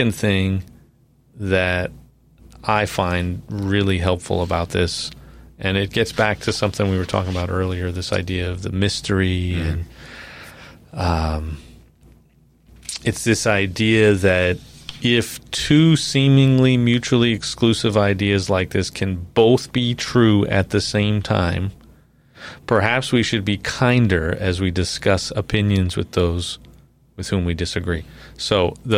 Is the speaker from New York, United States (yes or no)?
yes; New York, United States; moved away; I'm from New York, so, you know, a lot of liberal people, politically speaking, in New York